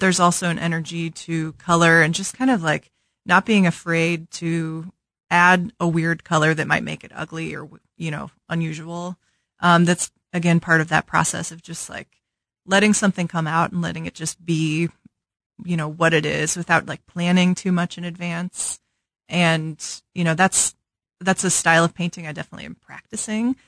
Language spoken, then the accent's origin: English; St. Louis, Missouri, United States; moved away as an adult; also born or lived in Chicago / Lawrence, Kansas; now in Kansas City, United States; I grew up in Saint Louis